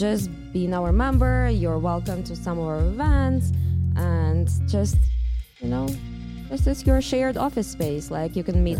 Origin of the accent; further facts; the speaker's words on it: Russia; moved away as an adult; now in New York, United States; I'm from Russia originally.